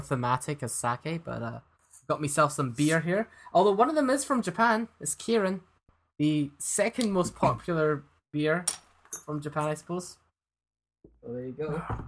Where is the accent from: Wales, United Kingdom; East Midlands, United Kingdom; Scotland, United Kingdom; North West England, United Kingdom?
Scotland, United Kingdom; I'm just Scottish